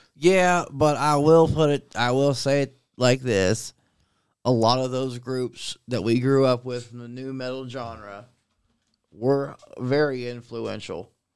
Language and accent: English; Centerville, United States; the guys that I grew up with in Centerville